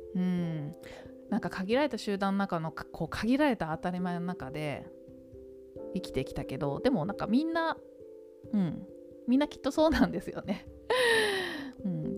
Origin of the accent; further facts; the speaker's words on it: Tokyo, Japan; 東京で育って